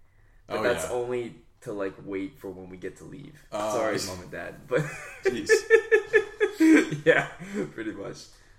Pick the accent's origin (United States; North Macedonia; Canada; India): Canada; It's your background. Because I was born in Canada.